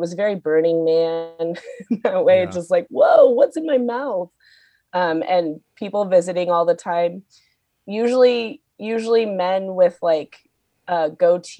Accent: Seattle, Washington, United States; I grew up in Seattle.

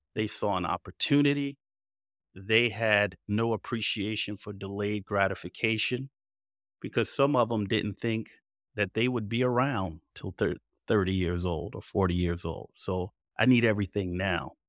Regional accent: Passaic, New Jersey, United States; moved away; I was raised in Passaic, New Jersey, northern New Jersey

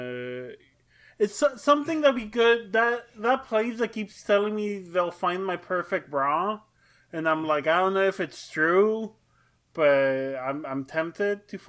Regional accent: Texas, United States; I'm from Texas

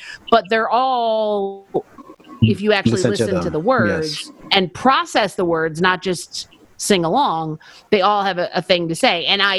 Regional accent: Buffalo, New York, United States; I'm from Buffalo.

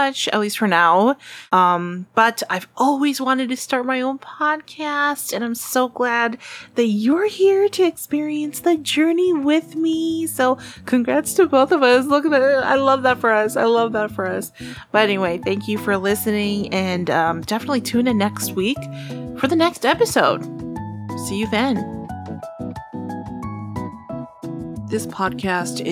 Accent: Southern California, United States; I'm from Southern California, super happy and thankful that I get to live here

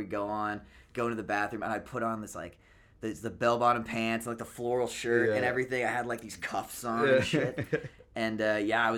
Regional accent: London, Ontario, Canada; I'm from London

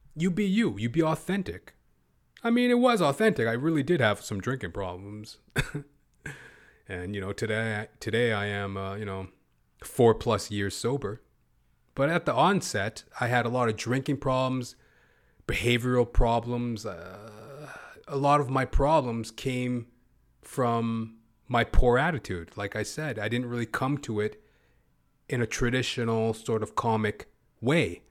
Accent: Canada; also born or lived in Toronto, Ontario / Edmonton, Alberta; I'm not even from Hollywood, you know, Toronto, Canada, Edmonton, Alberta, Canadian Canuck

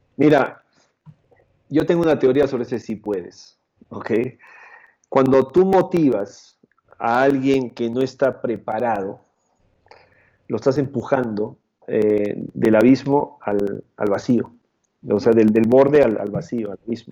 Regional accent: Peru; moved away as an adult; also born or lived in Canada / Chile; now in Mexico; yo nací y crecí en Perú

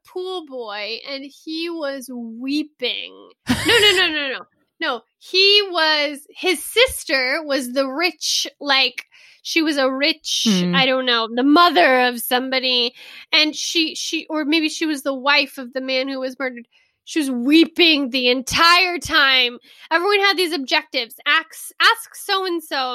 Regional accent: Southeast Texas, United States; moved away as an adult; now in Italy; I grew up in Texas, just Southeast Texas on the Gulf Coast for 18 years, same house

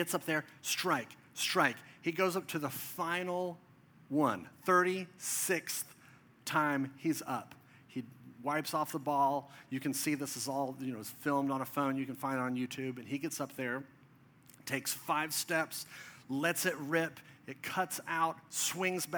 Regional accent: Dallas, Texas, United States; This is in Plano, Texas, just north of where I grew up in Dallas

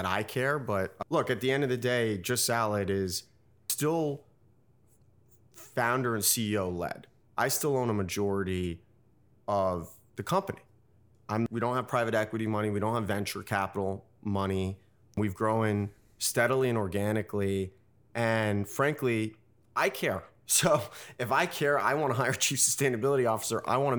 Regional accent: New York City, New York, United States; So I grew up in New York City in the West Village. I went to Colgate University in upstate New York.

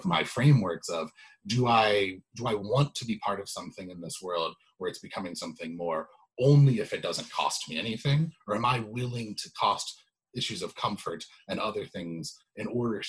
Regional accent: Evanston, Illinois, United States; growing up in Evanston

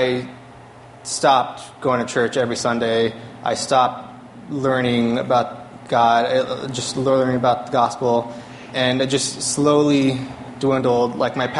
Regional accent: California, United States; moved away as an adult; also born or lived in Boston; I grew up here in California.

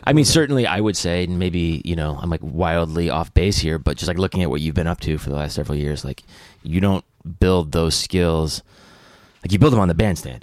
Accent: upstate New York, United States; moved away as an adult; also born or lived in Atlanta / Athens / Nashville; now in New York, United States; I grew up upstate

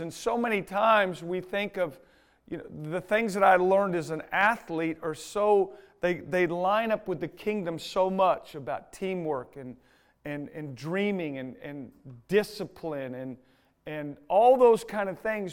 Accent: United States; I'm an American

